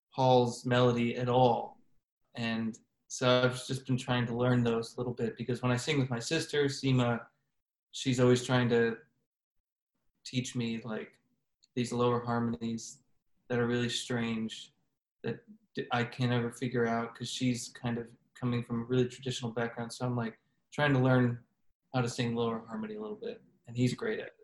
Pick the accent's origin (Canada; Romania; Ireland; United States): United States; Chicago, Illinois; moved away as an adult; now in Kansas City, United States; growing up in Chicago